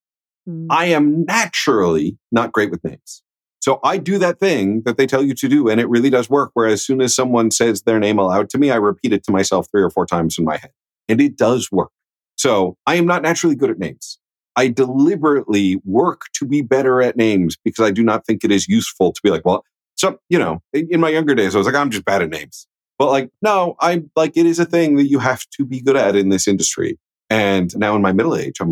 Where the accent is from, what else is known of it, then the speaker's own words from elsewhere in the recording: Midwest, United States; I'm from the Midwest